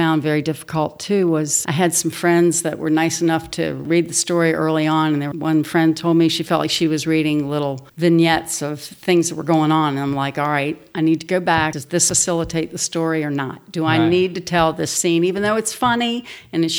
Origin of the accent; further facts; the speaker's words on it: Washington, District of Columbia, United States; moved away as an adult; also born or lived in West Virginia; growing up in Washington, D.C.